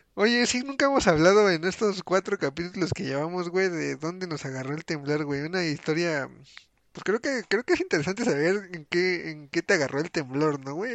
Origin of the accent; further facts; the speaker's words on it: Mexico; nos unimos como, ahora sí que como mexicanos